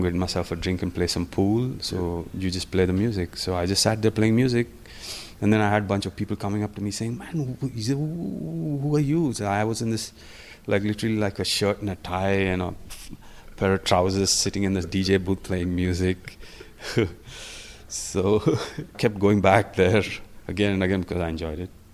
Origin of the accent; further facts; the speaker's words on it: India; also born or lived in Hyderabad / Manchester; I'm Indian